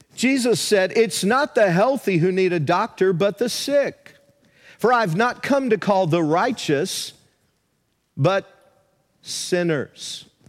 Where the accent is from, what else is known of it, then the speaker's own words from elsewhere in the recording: the South, United States; moved away; Where I grew up in the South, there were a lot of small churches that dotted the countryside